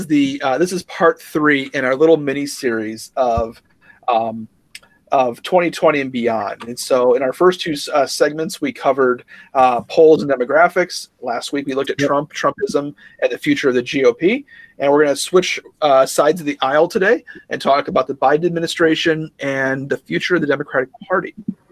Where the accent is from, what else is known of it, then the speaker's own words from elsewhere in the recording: Midwest, United States; I think it's part of the Midwesterner identity to sort of be tough with bad weather